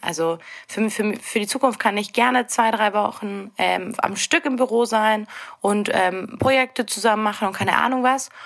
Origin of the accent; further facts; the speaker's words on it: Bavaria, Germany; moved away; ich komme ursprünglich aus Bayern